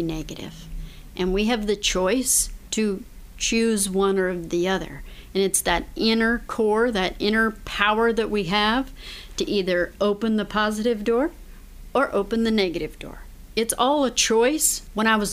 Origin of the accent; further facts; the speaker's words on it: Colorado, United States; moved away; I'm originally from Colorado